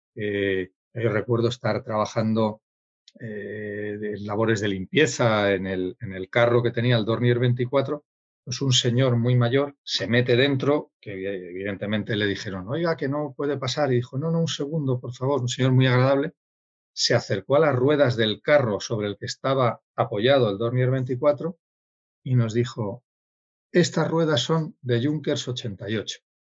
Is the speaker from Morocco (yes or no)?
yes; Sidi Ifni, Guelmim-Oued Noun, Morocco; moved away; nací en Sidifni y yo nací en Sidifni en 1961